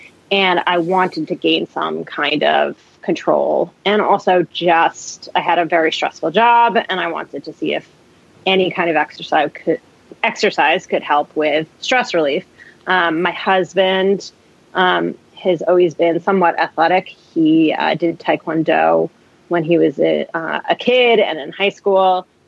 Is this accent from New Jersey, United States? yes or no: yes; New Jersey, United States; now in Marlborough, United States; So I live in Marlborough, Massachusetts, which is a suburb outside of Boston. It's in the Metro West area, maybe 45 minutes west of Boston. But I'm not originally from here. I'm originally from outside of Manhattan in New Jers